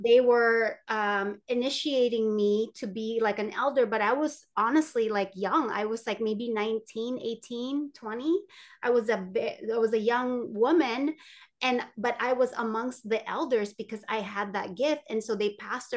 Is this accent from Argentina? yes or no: no; Philippines; I'm Filipino